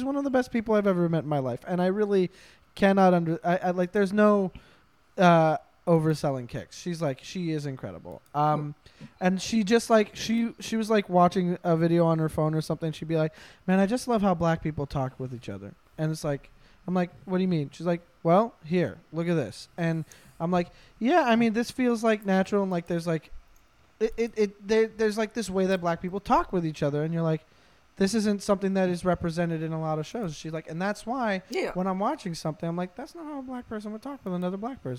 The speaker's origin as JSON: {"language": "English", "region": "North Carolina", "country": "United States", "said": "We're both from North Carolina."}